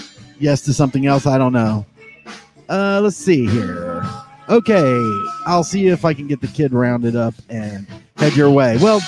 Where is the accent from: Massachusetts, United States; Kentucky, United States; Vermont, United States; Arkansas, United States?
Arkansas, United States; I'm from Arkansas.